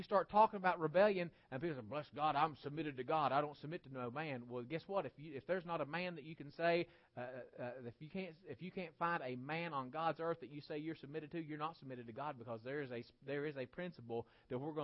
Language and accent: English; West Virginia, United States; I'm a West Virginian, and West Virginia is part of the region of Appalachia